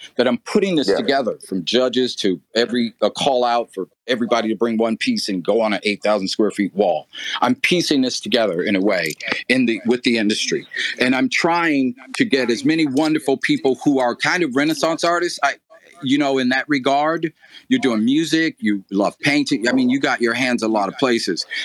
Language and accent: English; Flint, Michigan, United States; I'm from Flint, hmm. Michigan